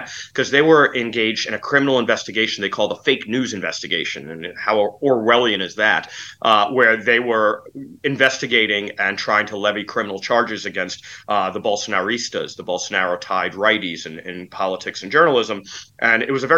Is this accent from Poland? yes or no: yes; Poland; I come from Poland and Central Europe, where the post-communist apparatuses are still very strong